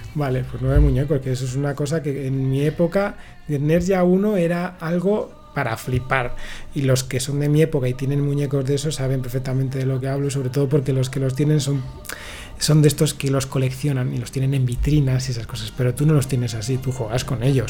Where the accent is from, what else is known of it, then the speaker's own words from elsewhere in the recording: Palencia, Castile and León, Spain; yo vivía en Palencia